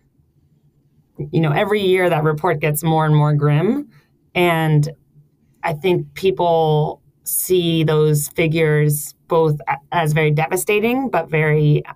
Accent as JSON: {"language": "English", "country": "United States", "also_born_or_lived": "San Francisco", "moved": "as an adult", "lives_now": "Copenhagen, Denmark", "said": "I am an American, and recently came from San Francisco"}